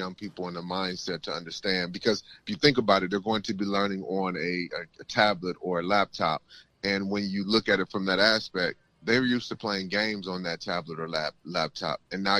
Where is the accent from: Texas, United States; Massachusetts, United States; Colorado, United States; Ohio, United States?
Ohio, United States; Toledo; I'm from the west side of Toledo, Auburn and Moreau.